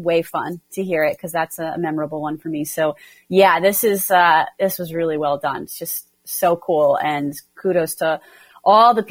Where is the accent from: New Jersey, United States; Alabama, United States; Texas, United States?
New Jersey, United States; I'm from New Jersey